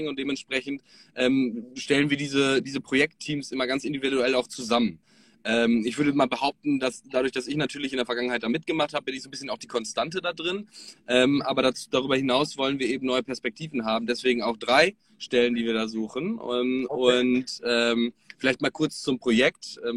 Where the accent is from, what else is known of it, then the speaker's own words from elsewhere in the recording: North Rhine-Westphalia, Germany; now in Hamburg, Germany; Hallo. Ähm, ich komme ähm, ursprünglich aus Ostwestfalen, lebe aktuell in Hamburg und bin jetzt aber gerade in Frankfurt